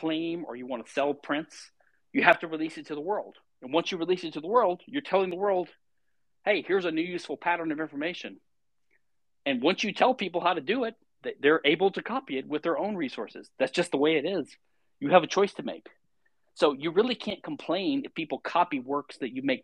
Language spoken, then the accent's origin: English; Louisiana, United States; I'm from Louisiana